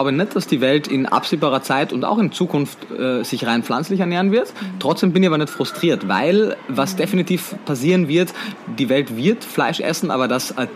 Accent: Austria; now in Berlin, Germany; wie man wahrscheinlich ab dem ersten Moment hört, bin ich Österreicher, bin geboren, aufgewachsen in Österreich, ähm, habe meinen Lebensmittelpunkt mittlerweile aber in Berlin in Deutschland

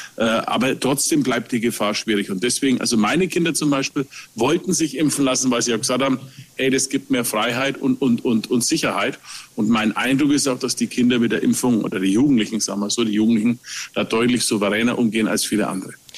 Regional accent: Nuremberg, Bavaria, Germany; als Nürnberger, der Nürnberger Christkindlesmarkt, das ist Herzblut

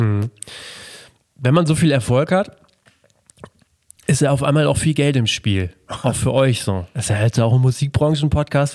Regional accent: Melle, Lower Saxony, Germany; ich komme ja aus Melle, aus dem beschaulichen

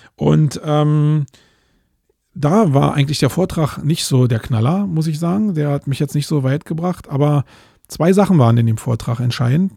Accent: Germany; jetzt bin ich hier als Deutscher

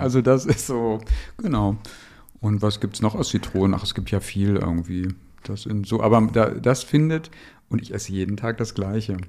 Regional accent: Dortmund, North Rhine-Westphalia, Germany; moved away; in meiner Heimat dem Ruhrpott

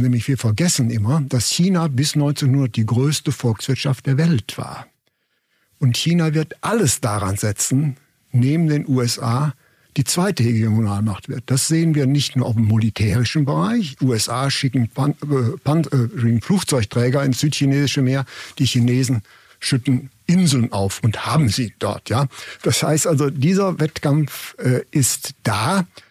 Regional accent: Germany; als Deutsche

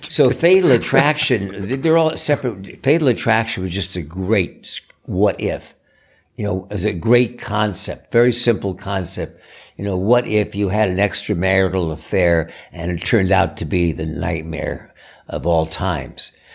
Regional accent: East Coast, United States; I grew up in the East Coast

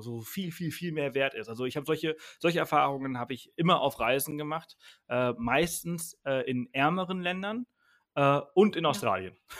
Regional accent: Mallorca, Balearic Islands, Spain; also born or lived in Bangkok / Berlin; now in Garmisch-Partenkirchen, Germany; ich bin wirklich auf dem Land aufgewachsen, sechs Kilometer jeden anderen Ort, mit, also drei Häuser um mich herum. Mhm. Äh, so, so, bin ja. ich auf Mallorca aufgewachsen

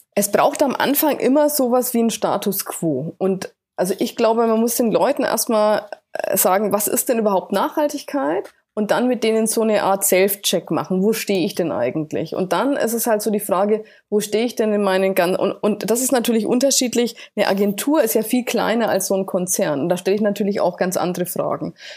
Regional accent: Bamberg, Bavaria, Germany; Bamberg gewesen, hier so meiner äh, Heimatstadt

